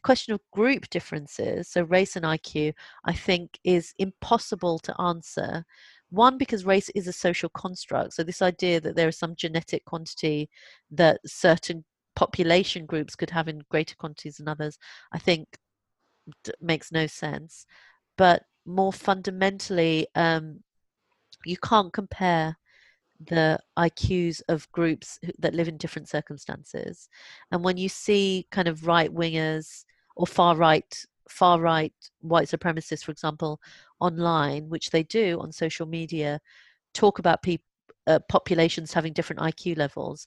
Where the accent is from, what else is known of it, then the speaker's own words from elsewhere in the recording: London, United Kingdom; I was born in London and I feel, and I am as British as any other British person who lives in this country